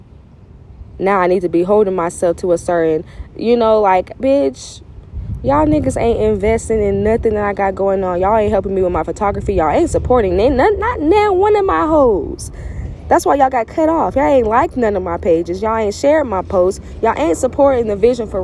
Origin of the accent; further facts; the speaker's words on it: Louisiana, United States; I'm from Louisiana